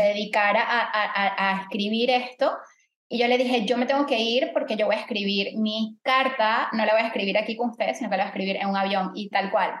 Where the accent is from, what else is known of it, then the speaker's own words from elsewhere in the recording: Venezuela; now in Panama; yo soy venezolana